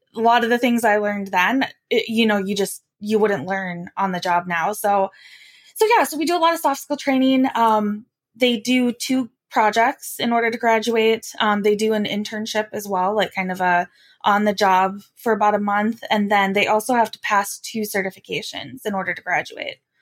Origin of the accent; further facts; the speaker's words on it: Wyoming, United States; I'm from Wyoming